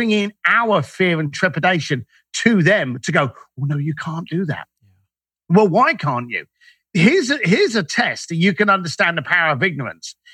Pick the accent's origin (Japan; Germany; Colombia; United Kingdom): United Kingdom; London; as a Irish lad growing up in East London, I was ignorant to anything.